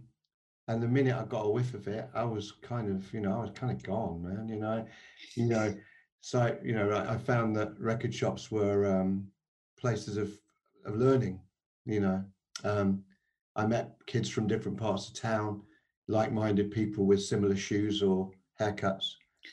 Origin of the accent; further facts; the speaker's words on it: outside Nottingham, East Midlands, United Kingdom; I grew up 6 miles outside of Nottingham on a post-war estate.